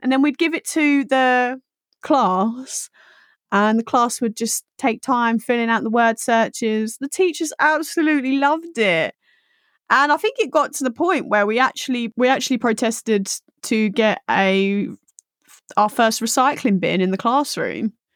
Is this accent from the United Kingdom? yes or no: yes; Essex, East of England, United Kingdom; I grew up in Essex